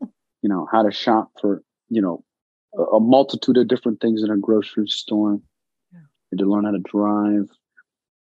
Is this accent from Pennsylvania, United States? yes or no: yes; Carlisle, Pennsylvania, United States; also born or lived in Afghanistan / Pakistan; where my family was brought to America was a place called Carlisle, Pennsylvania